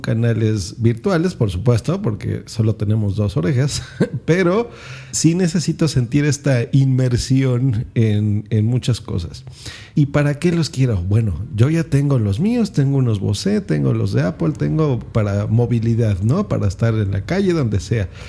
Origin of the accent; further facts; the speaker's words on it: Mexico; aquí en mi país, en México